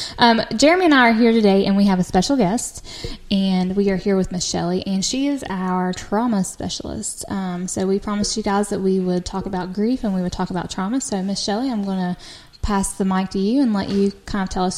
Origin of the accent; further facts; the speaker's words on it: Logan, West Virginia, United States; have a friend who I grew up with in Logan